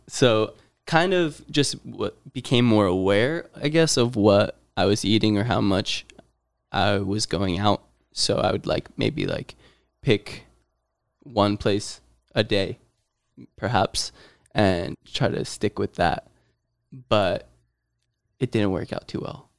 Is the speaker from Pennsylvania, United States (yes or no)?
yes; near Scranton, Pennsylvania, United States; moved away; moved my way up to my hometown in Pennsylvania near Scranton area